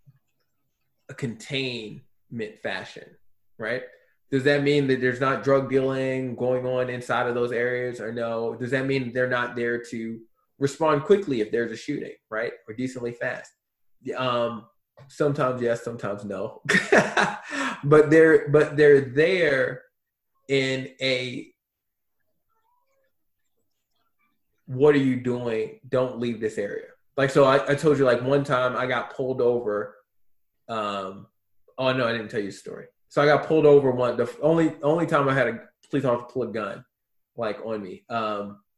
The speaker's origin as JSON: {"language": "English", "town": "Baltimore", "region": "Maryland", "country": "United States", "moved": "as an adult", "lives_now": "Gilbert, United States", "said": "I'm from Baltimore, I only lived in one, like, messed up city my whole life"}